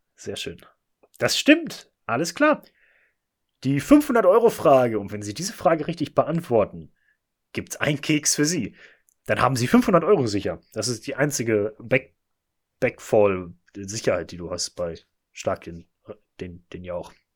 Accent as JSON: {"language": "German", "town": "Bochum", "region": "North Rhine-Westphalia", "country": "Germany", "said": "Wir kommen beide aus Bochum"}